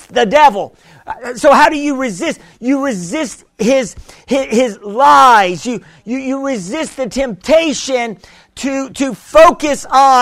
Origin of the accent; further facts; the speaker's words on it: United States; I'm American. I speak no Spanish